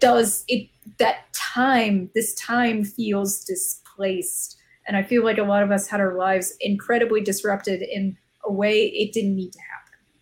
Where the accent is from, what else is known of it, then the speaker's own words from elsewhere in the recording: Arizona, United States; I'm from the Southwest. I've lived in Arizona almost my entire yeah. life. I grew up here.